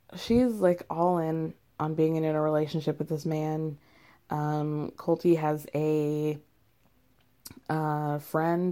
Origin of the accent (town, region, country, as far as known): United States